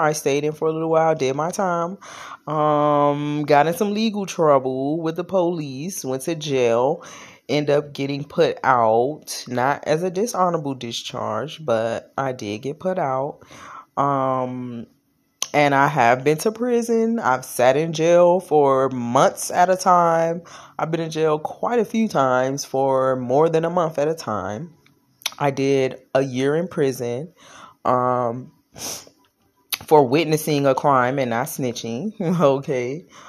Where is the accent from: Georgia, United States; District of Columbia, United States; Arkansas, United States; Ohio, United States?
District of Columbia, United States; Washington; I was born in Washington, D C, born and raised.